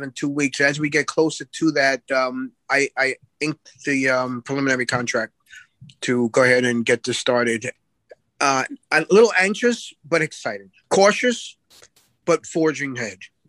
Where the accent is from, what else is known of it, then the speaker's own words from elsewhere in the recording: New York, United States; moved away; I'm from New York